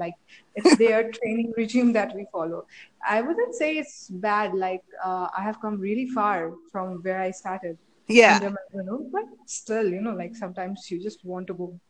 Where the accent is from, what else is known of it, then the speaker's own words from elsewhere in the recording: India; I'm from India.